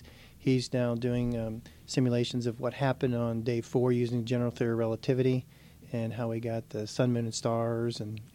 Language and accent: English; Weirton, West Virginia, United States; moved away as an adult; also born or lived in Livermore, California / Atlanta, Georgia / Ohio; now in Mississippi, United States; I'm originally from Weirton, West Virginia, really close near here.